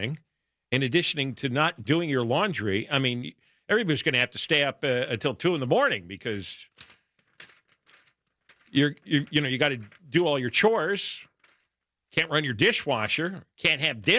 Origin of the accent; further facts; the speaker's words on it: East Coast, United States; now in Los Angeles, United States; I remember growing up on the East Coast